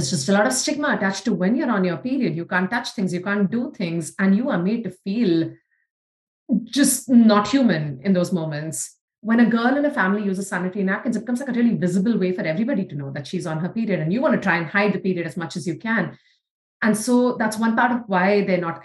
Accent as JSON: {"language": "English", "country": "India", "tie": "born or raised there", "moved": "yes", "said": "even though we grew up in India. That our life as Indian girls were very different"}